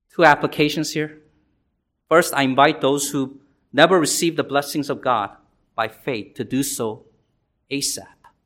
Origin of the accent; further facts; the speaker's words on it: South Korea; now in United States; I was born in South Korea and came here